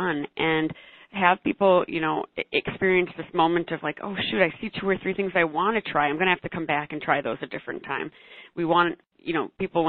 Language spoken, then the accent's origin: English; Minneapolis, Minnesota, United States; I am from Minneapolis, so a larger city. We've got lots of great restaurants and bars, really cool food scene here